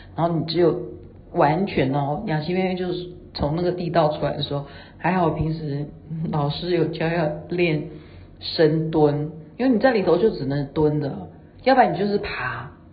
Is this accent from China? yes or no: no; Taiwan; 我们是台湾的